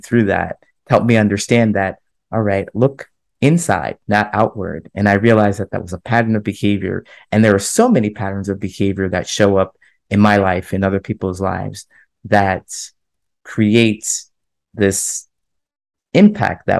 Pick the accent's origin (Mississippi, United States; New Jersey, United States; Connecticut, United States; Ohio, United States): Ohio, United States; moved away as an adult; also born or lived in California / Chicago; my hometown in Ohio. I grew up there